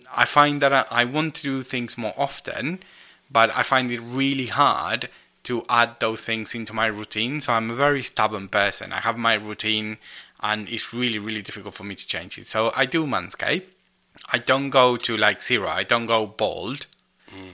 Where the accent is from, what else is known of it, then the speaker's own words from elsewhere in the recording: United Kingdom; I'm British